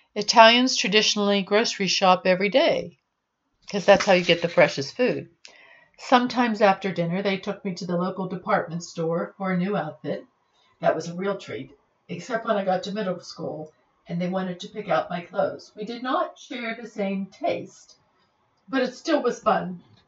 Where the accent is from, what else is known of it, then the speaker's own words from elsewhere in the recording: Pittsburgh, Pennsylvania, United States; growing up in Pittsburgh